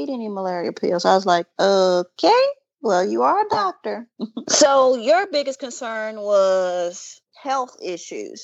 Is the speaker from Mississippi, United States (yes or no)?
yes; Mississippi, United States; I grew up in Mississippi